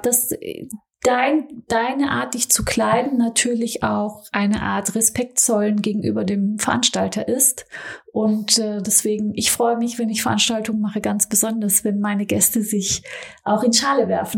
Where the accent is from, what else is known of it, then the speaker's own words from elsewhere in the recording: Stuttgart area, Baden-Württemberg, Germany; also born or lived in Frankfurt; now in Berlin, Germany; Ich komme ja so aus dem Stuttgarter Raum, dann habe ich im Frankfurter Raum gelebt oder in Frankfurt, jetzt in Berlin